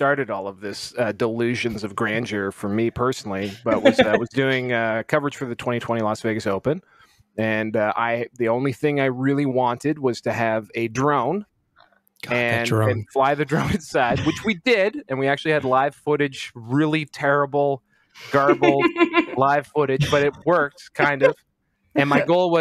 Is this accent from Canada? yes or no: yes; Canada; I am very Canadian and raised by a nervous mother